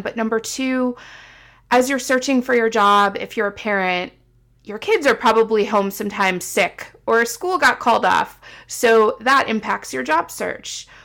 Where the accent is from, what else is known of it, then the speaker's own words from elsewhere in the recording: Midwest, United States; moved away as an adult; also born or lived in Seattle; I was coming home because it's where I lived for twenty-seven years